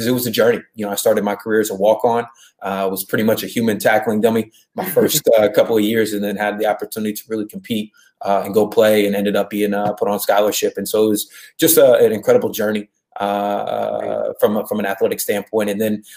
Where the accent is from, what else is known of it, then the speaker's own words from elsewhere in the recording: Columbus, Ohio, United States; moved away as an adult; now in Los Angeles, United States; I'm originally from the Midwest. Grew up in Columbus, Ohio